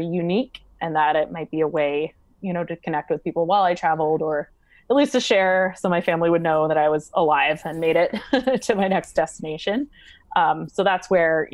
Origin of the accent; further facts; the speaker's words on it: United States; As an American woman